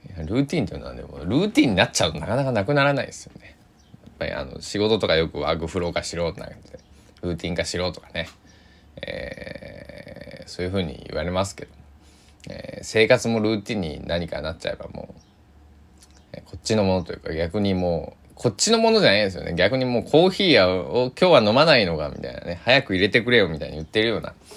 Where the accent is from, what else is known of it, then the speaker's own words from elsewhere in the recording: Kochi, Japan; 僕は生まれ育った高知県